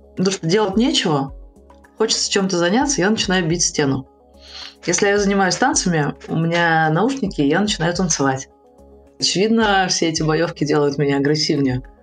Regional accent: Protvino, Moscow Oblast, Russia; also born or lived in Saint Petersburg; now in Moscow, Russia; Есть дом, где мы, э, выросли в Протвино

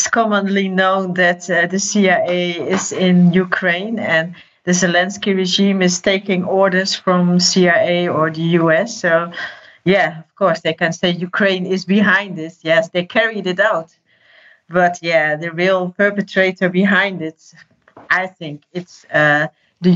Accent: Netherlands; I'm from the Netherlands

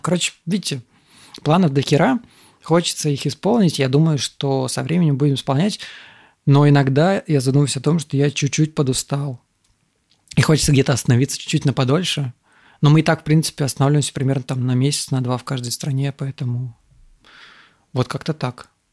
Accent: Moldova; also born or lived in Russia; now in Thailand; я родился в Молдове

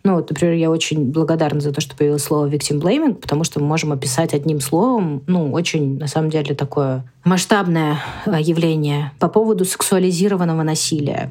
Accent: Russia; я родилась в России

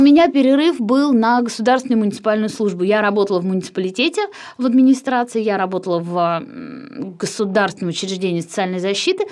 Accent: Kirsanov, Tambov Oblast, Russia; moved away as an adult; now in Moscow, Russia; я из Кирсанова вообще сама

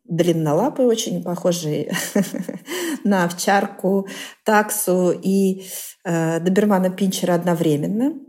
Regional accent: Vengerovo, Novosibirsk Oblast, Russia; moved away; Я выросла в сибирском селе Венгерово

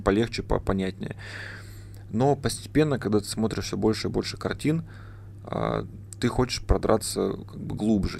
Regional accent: Barnaul, Altai Krai, Russia; moved away as an adult; now in Novosibirsk, Russia; я из Барнаула

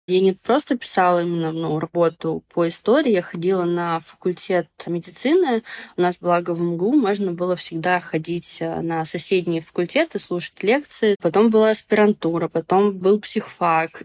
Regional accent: Moscow, Russia; мы сами вообще из Москвы

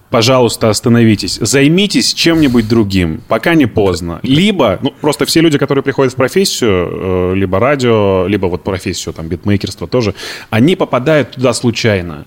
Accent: Izhevsk, Udmurtia, Russia; now in Moscow, Russia; Я из Ижевска. Это Удмуртская республика.

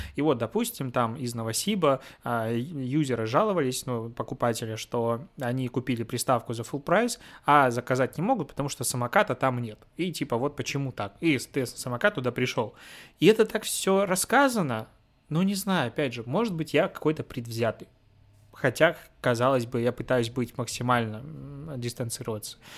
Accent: Belarus; moved away; also born or lived in Minsk; я белорус, ну, я из Беларуси

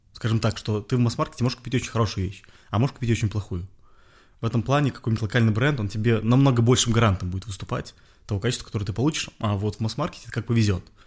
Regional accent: Belarus; moved away as an adult; now in Russia; я белорус. То mm-hmm. есть я там вырос, я, ну, как бы, это моя родина

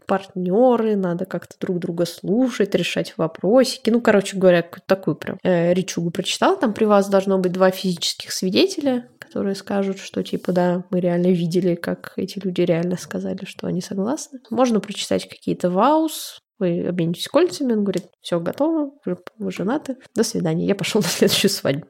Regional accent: Russia; moved away; говорим, из России

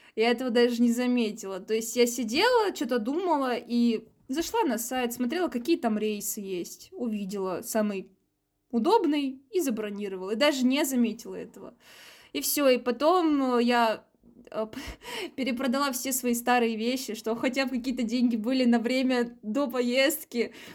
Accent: Saint Petersburg, Russia; я из Петербурга

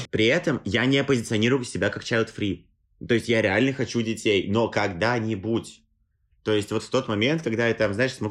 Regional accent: Tolyatti, Samara Oblast, Russia; now in Moscow, Russia; мои отец и мать, они как бы родились и выросли в Тольятти, они э, жили там всю жизнь, и родители их были там. А я вот такой, да, переехал в Москву

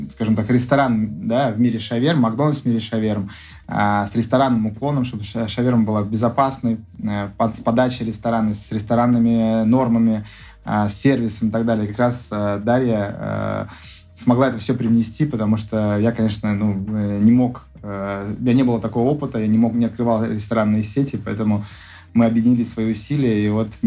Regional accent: Saint Petersburg, Russia; А, у нас шаверма, мы же из Питера.

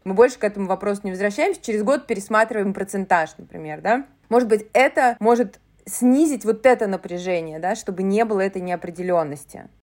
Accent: Saint Petersburg, Russia; я из Санкт-Петербурга, да, историю нашего города, Ленинград

